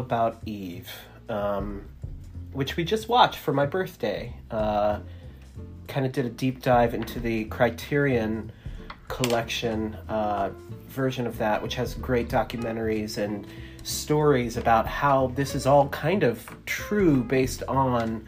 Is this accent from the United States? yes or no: yes; Connellsville, United States; I grew up in a town called Connellsville